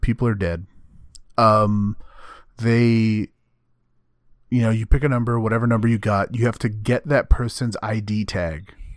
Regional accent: Texas, United States; I'm not an American, I'm a Texan

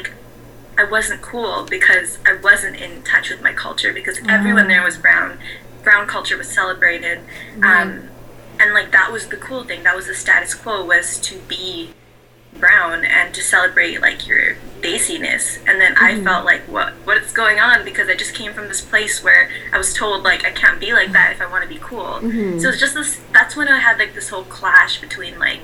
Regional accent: Vancouver, British Columbia, Canada; I was raised in Vancouver

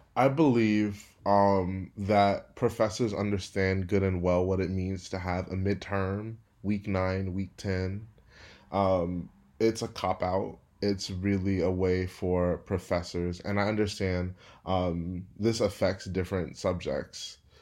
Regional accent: Houston, Texas, United States; moved away as an adult; also born or lived in Berkeley, California / Stanford, California; I'm from Houston, Texas, but am working and living in Berkeley, California this summer

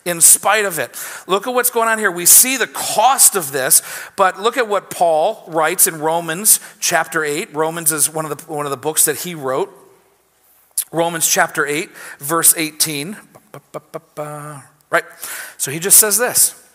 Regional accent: United States; As American Christians

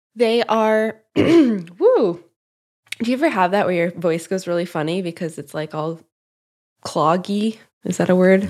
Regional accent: Midwest, United States; growing up in the Midwest, we had a lot of milkweeds

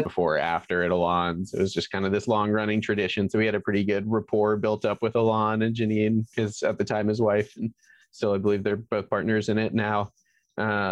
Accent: Atlanta, Georgia, United States; I've been in Atlanta since I was three, so I feel like that's about as Atlantan as it gets.

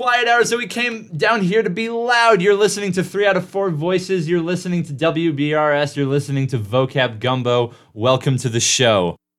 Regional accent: Portland, Oregon, United States; I'm from Portland, Oregon

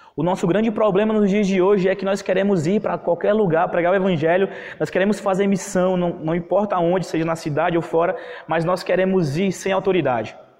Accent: Parnaíba, Piauí, Brazil; Eu sou aqui do Piauí, de Parnaíba

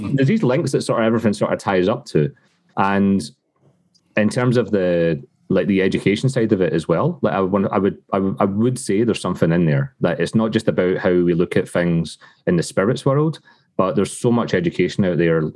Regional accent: Scotland, United Kingdom; moved away as an adult; now in Canada; growing up in Scotland.

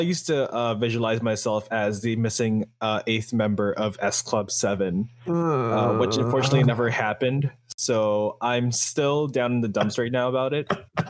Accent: Philippines; I'm Filipino.

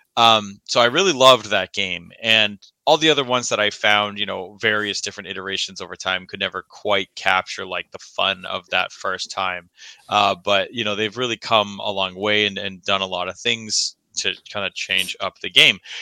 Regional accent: Milford, Massachusetts, United States; I grew up in Massachusetts

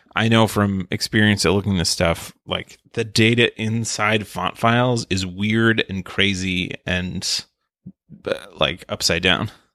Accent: United States; I'm American

